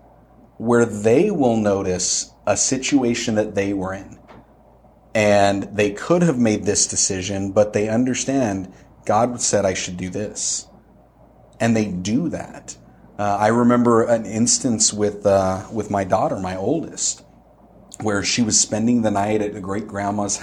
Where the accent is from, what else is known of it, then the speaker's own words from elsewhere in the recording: United States; being an American